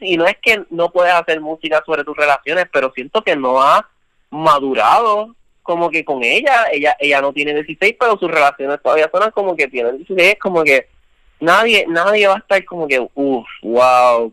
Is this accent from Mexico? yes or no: no; Puerto Rico; somos puertorriqueños y estamos viviendo aquí